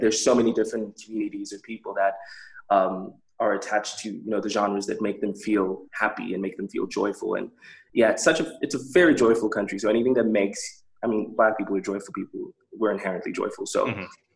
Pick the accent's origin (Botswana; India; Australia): Botswana; growing up in Botswana